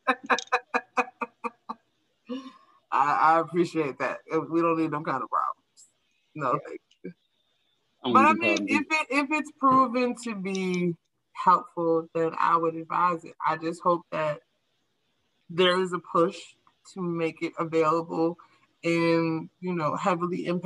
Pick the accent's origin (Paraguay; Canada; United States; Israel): United States; New York; life as I knew it, like the basic day-to-day things were shifted for me as a New Yorker post 9/11